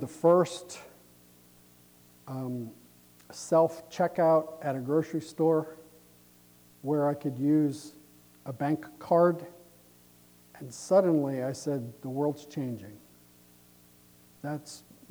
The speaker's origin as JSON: {"language": "English", "country": "United States"}